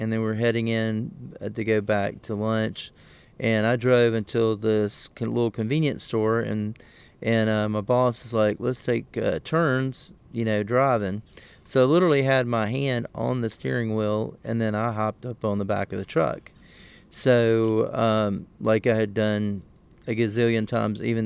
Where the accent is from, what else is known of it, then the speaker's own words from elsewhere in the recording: Southwest Georgia, United States; the small town in South Georgia where I'm from